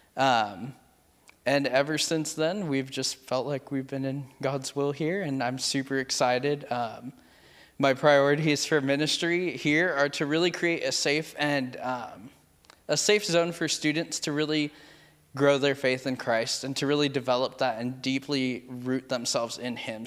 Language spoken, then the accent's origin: English; Merced, California, United States; I am originally from Merced, California.